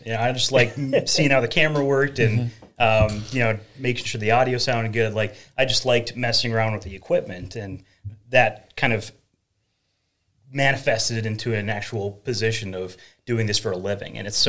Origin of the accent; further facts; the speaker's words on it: Crookston, Minnesota, United States; accent: northern; moved away as an adult; also born or lived in St. Bonifacius, Minnesota; now in Buffalo, United States; I grew up in Crookston, Minnesota, which is up in the corner of the state there, and you might hear a little bit of that northern accent, I suppose.